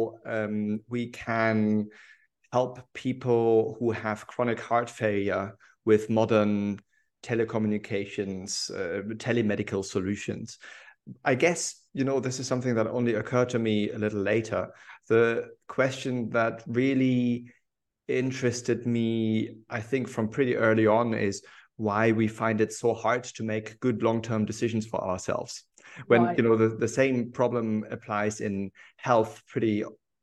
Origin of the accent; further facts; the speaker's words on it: Hamburg, Germany; moved away as an adult; also born or lived in Berlin; now in Edinburgh, United Kingdom; I'm German. I lived in Berlin for a long time before I moved to Edinburgh. I studied in Berlin, but I'm actually from Hamburg